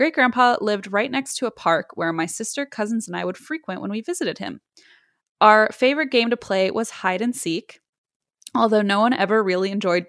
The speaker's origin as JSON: {"language": "English", "region": "Iowa", "country": "United States", "tie": "born or raised there", "said": "I was born and raised in Iowa, and most of my family lives in Iowa, too."}